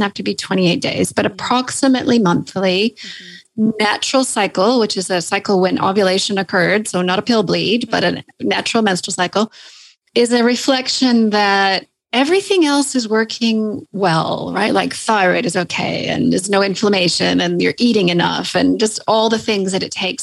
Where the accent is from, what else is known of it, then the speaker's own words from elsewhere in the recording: Canada; accent: Canadian; moved away as an adult; now in Sydney, Australia; So as you can probably hear from my accent, I'm Canadian.